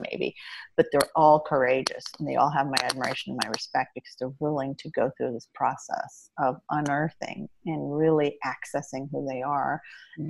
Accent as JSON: {"language": "English", "region": "Indiana", "country": "United States", "tie": "born or raised there", "also_born_or_lived": "Iran", "said": "i got to grow up in the midwest in indiana and it was a wonderful upbringing"}